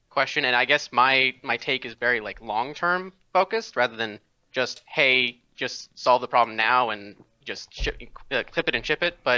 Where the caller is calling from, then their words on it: Red Oak, Texas, United States; Uh, Red Oak